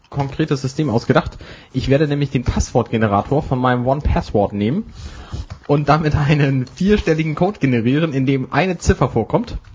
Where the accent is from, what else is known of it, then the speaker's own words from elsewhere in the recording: Hamburg, Germany; Als Hamburger beugt man nämlich.